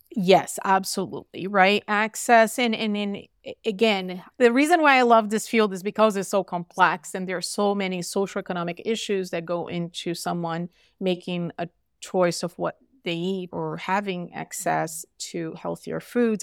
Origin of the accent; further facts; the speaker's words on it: Brazil; now in Utah, United States; I'm from Brazil